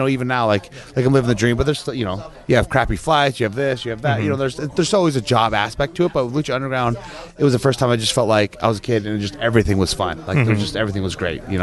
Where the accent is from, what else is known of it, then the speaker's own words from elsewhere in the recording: Chico, California, United States; I'm from Northern California. I was raised in Chico, California